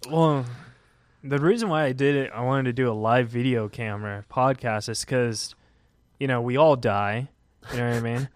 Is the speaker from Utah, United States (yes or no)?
no; Huntington Beach, California, United States; I am from Huntington Beach